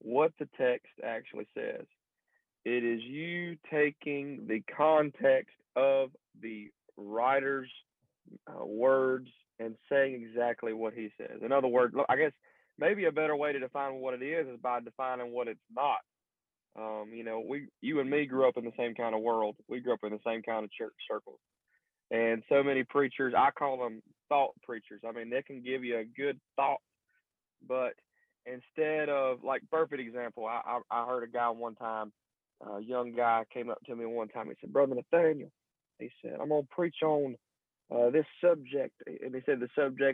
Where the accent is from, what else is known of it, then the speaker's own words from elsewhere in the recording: Burlington, North Carolina, United States; I'm from Burlington, North Carolina. Grew up in a preacher's home.